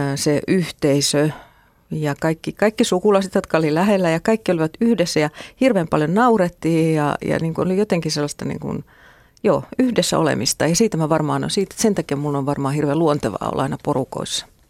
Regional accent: Mänttä, Pirkanmaa, Finland; mä oon tota, kotosin Mäntästä

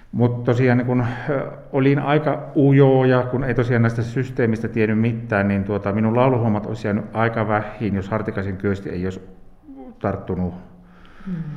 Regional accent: Nilsiä, North Savo, Finland; täällä oltiin näin omilla kotikulmilla

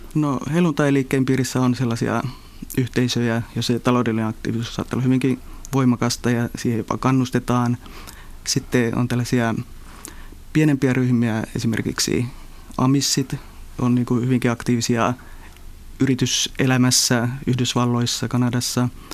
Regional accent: northern Finland, Finland; tuolla pohjoisessa Suomessa, mistä itsekin olen kotoisin

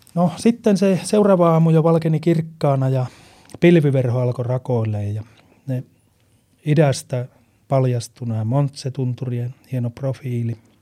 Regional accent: Lapland, Finland; meillä Lapissa

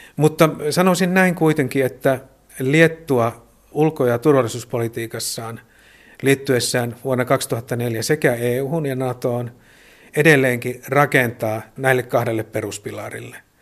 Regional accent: Joensuu, North Karelia, Finland; moved away as an adult; now in Vilnius, Lithuania; Itse olen Joensuusta kotoisin

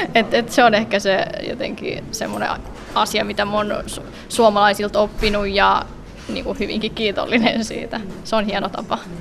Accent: Vantaa, Uusimaa, Finland; mä oon kasvanut koko ikäni Länsimäessä

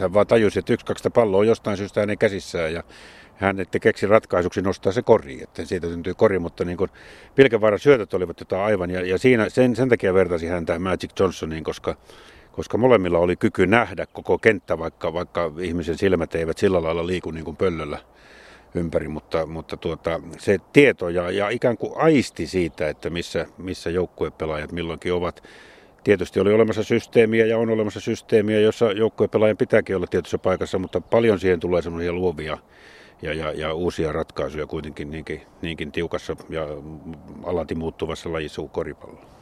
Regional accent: Jyväskylä, Central Finland, Finland; Jyväskylässä nimenomaan, josta olen kotoisin

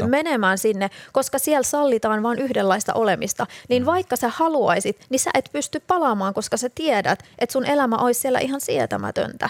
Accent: Rauma, Satakunta, Finland; kotikaupunkini niin Rauma

